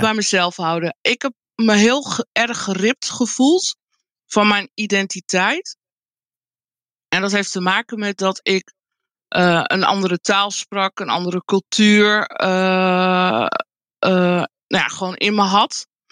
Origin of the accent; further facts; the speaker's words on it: Friesland, Netherlands; also born or lived in Colombia; now in Groningen, Netherlands; Ik ben ehm, uh, geboren in Colombia. Ik ben ehm, geadopteerd door een Nederlands echtpaar. Toen ik bijna vijf was. En ik ben opgegroeid in uh, Friesland, in een klein dorpje.